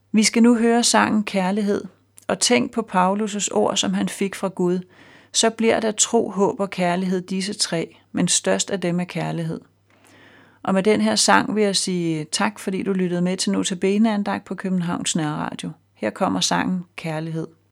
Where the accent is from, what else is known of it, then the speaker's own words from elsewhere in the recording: Denmark; som dansker og med fast job og hus med realkreditlån